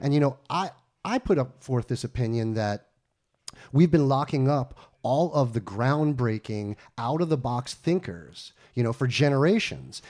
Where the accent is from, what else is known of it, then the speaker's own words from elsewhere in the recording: Westchester, New York, United States; also born or lived in Long Island; I'm from New York. I was born on Long Island, raised in upstate Westchester